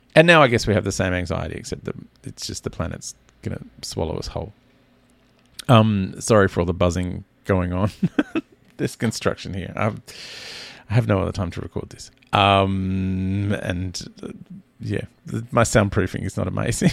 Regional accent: Australia

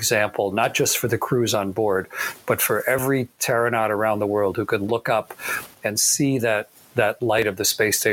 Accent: Canada; a Canadian fighter pilot and part of North American Air Defense

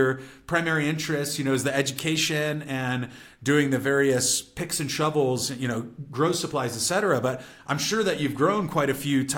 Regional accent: California, United States; I'm from California

